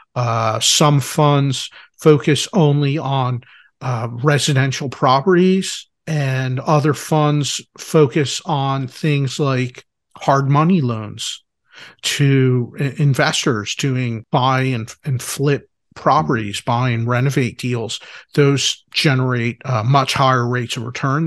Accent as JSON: {"language": "English", "town": "Philadelphia", "region": "Pennsylvania", "country": "United States", "said": "I'm from Philadelphia."}